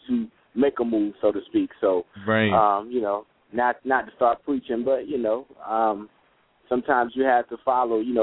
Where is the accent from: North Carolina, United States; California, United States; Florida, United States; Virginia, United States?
North Carolina, United States; moved away; also born or lived in Washington, D.C.; I'm originally from North Carolina, by way of Washington, D.C.